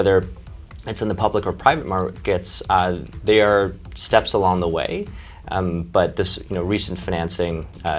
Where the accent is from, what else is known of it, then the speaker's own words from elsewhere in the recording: Champaign, Illinois, United States; also born or lived in China; Growing up in Champaign, it's a small town feel. And you know, my family emigrated here from China when I was five.